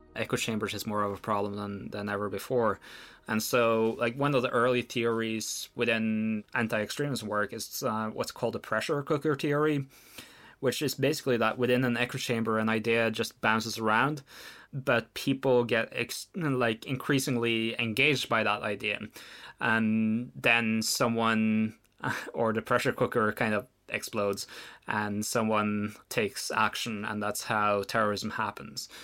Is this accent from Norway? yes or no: yes; Oslo, Norway; We grew up in Oslo under fairly similar circumstances